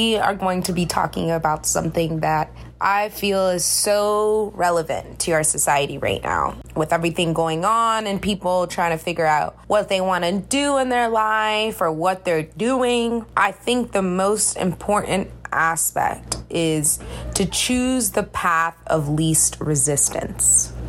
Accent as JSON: {"language": "English", "region": "Florida", "country": "United States", "lives_now": "New York, United States", "said": "I love driving and I actually miss driving because I'm originally from Florida, but I take the subway instead."}